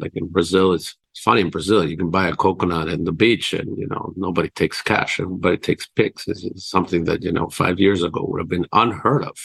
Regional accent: Quito, Pichincha, Ecuador; moved away as an adult; also born or lived in United States / China; I was raised in Latin America in Quito, Ecuador

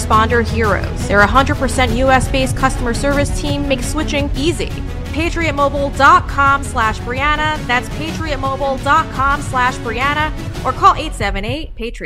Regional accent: Huntington, New York, United States; I was raised in Huntington, New York with my 6 siblings

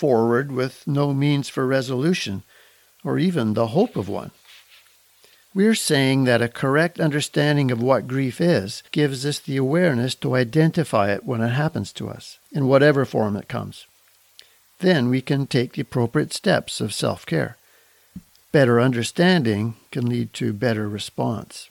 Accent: Kelowna, British Columbia, Canada; that beautiful city happens to be my hometown. of Kelowna, British Columbia.

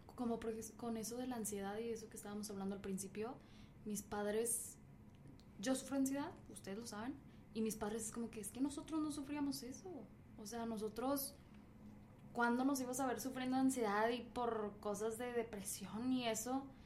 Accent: Mexico; now in United States; simplemente soy de México, me vine aquí a Estados Unidos

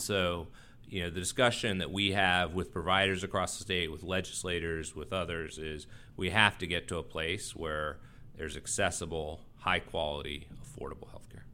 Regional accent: Texas, United States; also born or lived in Washington, D.C.; now in North Carolina, United States; I grew up in Texas

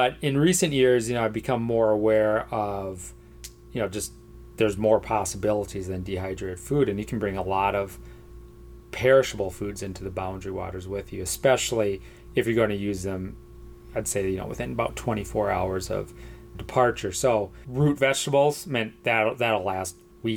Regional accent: United States; I'm an American, product of my culture

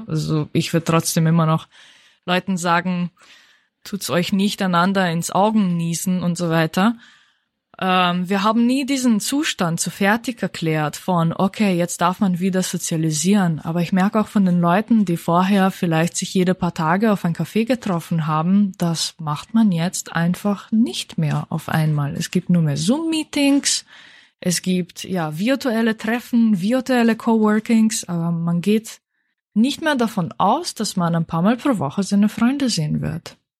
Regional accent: Slovenia; moved away; da wo ich herkomme

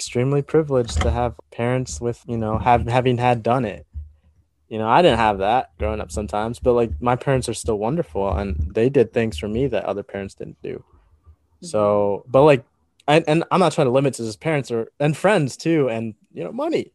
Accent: Iowa, United States; growing up in Iowa

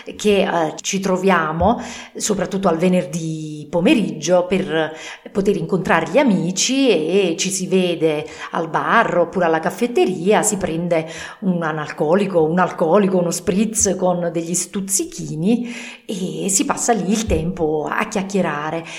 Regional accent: Naples, Campania, Italy; now in northern Italy; io che sono originaria di Napoli adesso vivo al nord

